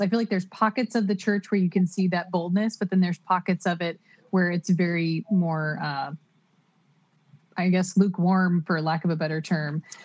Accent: Oklahoma, United States; moved away as an adult; now in California, United States; I'm from Oklahoma and so having that that background and that that viewpoint from the middle of the US and then moving to a coast

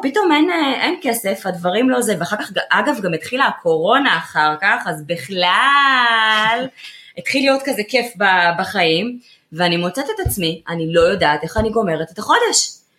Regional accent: Ramat Gan, Tel Aviv District, Israel; נולדתי ברמת עמידר, בואי, אני באה מהשכונות

